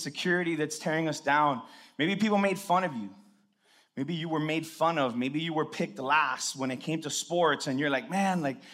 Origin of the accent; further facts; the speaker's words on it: Hialeah, Florida, United States; I was born in Hialeah Hospital